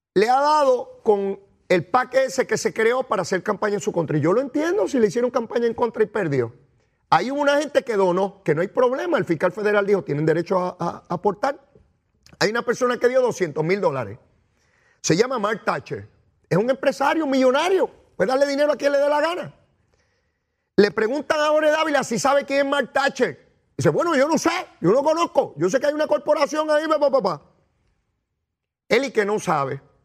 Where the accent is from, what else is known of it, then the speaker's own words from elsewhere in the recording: San Juan, Puerto Rico; Eso yo lo aprendí en Capetillo, en Río Piedra, de donde yo vengo